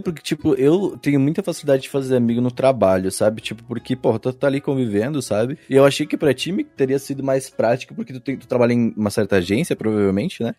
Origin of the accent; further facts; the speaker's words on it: Rio Grande do Sul, Brazil; eu sou sulista, eu sou do Rio Grande do Sul